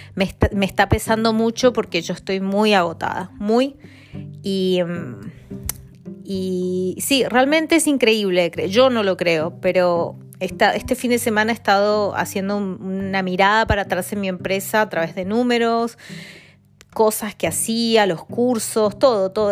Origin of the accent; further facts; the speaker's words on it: Argentina; moved away as an adult; now in London, United Kingdom; Soy de Argentina, vivo en Londres hace cuatro años y este, bueno, y en el extranjero hace 13 años